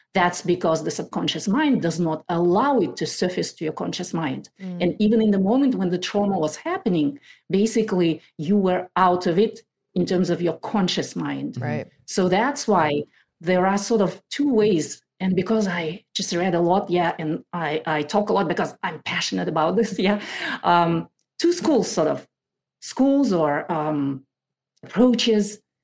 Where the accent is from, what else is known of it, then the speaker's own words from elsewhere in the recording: Kazakhstan; moved away as an adult; now in Maple Valley, United States; I lived in that country through 2012. In August 2012, we moved to the US